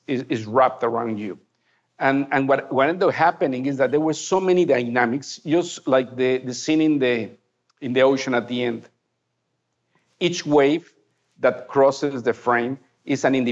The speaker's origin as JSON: {"language": "English", "country": "Mexico", "first_language": "Spanish", "second_language": "English"}